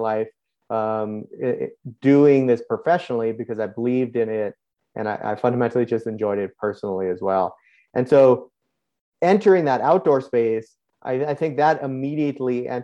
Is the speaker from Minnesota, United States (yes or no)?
no; outside of Boston, New England, Massachusetts, United States; I grew up in the Northeast of the US, outside of Boston, very classic New England environment